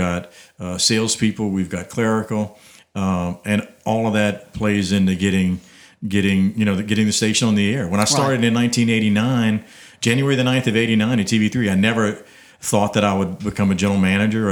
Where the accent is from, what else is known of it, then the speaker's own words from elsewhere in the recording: Abbeville, Louisiana, United States; I know the community. I grew up in Abbeville